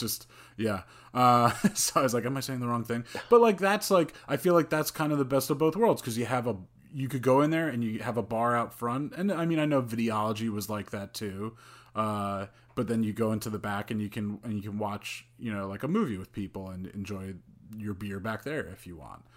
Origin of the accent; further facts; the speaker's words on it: Bergen County, New Jersey, United States; now in Jersey City, United States; I grew up in Bergen County